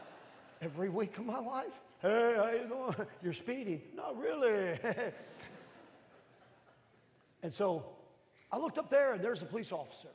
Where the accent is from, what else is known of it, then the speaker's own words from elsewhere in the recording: northern Midwest, United States; I'm from the north, and I'm from the Midwest northern part